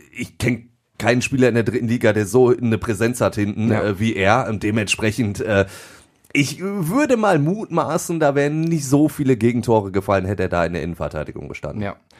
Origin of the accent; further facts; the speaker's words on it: Duisburg, North Rhine-Westphalia, Germany; ich bin gebürtiger Duisburger und dementsprechend ist der MSV auch mein Verein